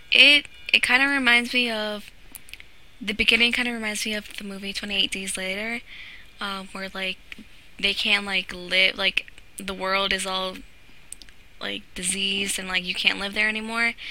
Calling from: Virginia, United States; I'm from Virginia

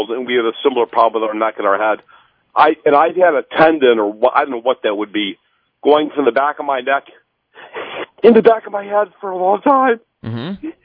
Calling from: Royal Oak, Michigan, United States; Uh, good morning. Uh, I'm from Royal Oak.

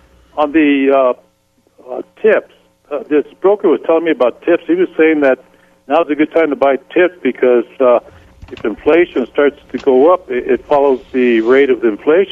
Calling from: Santa Fe, New Mexico, United States; from Santa Fe.

